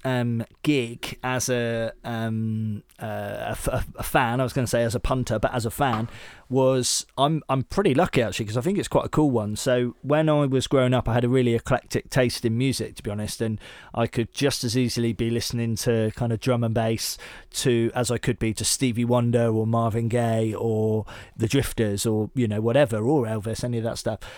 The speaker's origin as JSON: {"language": "English", "area": "Devon", "region": "South West England", "country": "United Kingdom", "tie": "born or raised there", "also_born_or_lived": "Bath", "moved": "as an adult", "said": "so I grew up in Devon, but I moved up to Bath, and when I was about twenty-one"}